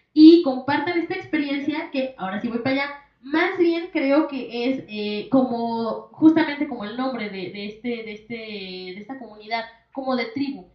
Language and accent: Spanish; Mexico; como mexicanos